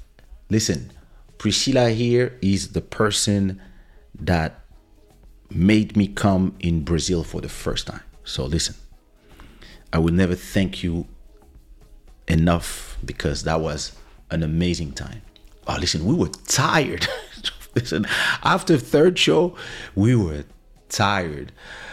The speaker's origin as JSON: {"language": "English", "country": "DR Congo", "tie": "born there", "said": "I am French. But I was born in Congo, in Zaire."}